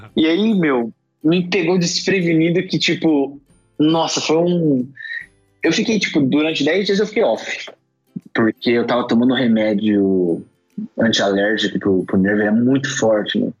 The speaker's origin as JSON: {"language": "Portuguese", "region": "São Paulo", "country": "Brazil", "tie": "born or raised there", "said": "Eu nasci em São Paulo"}